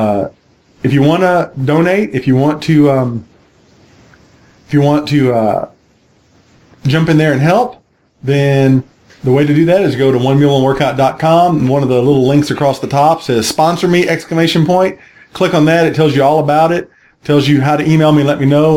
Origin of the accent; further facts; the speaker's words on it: Gulf Coast, Texas, United States; now in Atlanta, United States; where I grew up on the Gulf Coast in Texas